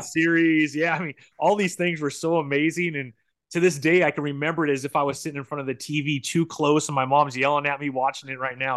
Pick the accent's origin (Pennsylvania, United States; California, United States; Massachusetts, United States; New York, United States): California, United States; San Bernardino; I grew up in San Bernardino, which uh-huh. is kind